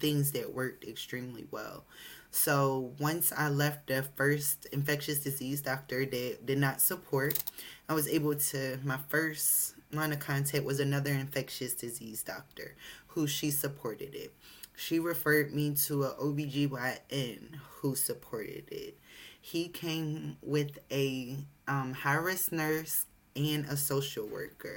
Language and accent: English; United States; Although I'm American, I have a Jamaican father.